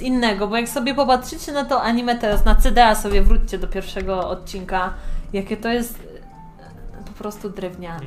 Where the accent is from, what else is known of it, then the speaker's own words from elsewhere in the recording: Poland; accent: Polish; zawsze mówię z polskim akcentem